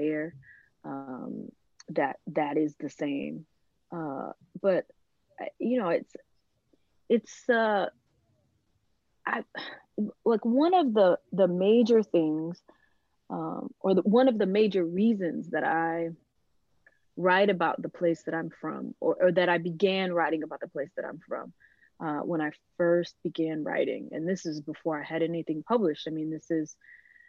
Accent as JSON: {"language": "English", "town": "DeLisle", "region": "Mississippi", "country": "United States", "tie": "born or raised there", "said": "my hometown, DeLille"}